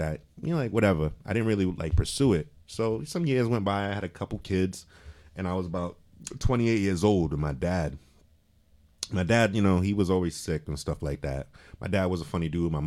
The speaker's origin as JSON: {"language": "English", "town": "Providence", "region": "Rhode Island", "country": "United States", "tie": "born or raised there", "also_born_or_lived": "Cranston, Rhode Island", "said": "I grew up on the West End. I went to Gilbert Stuart when it was elementary"}